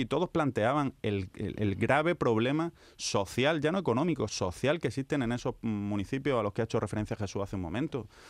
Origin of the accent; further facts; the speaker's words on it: Almería, Andalusia, Spain; also born or lived in Barcelona; now in Seville, Spain; ya acabé en Almería, ahora en Sevilla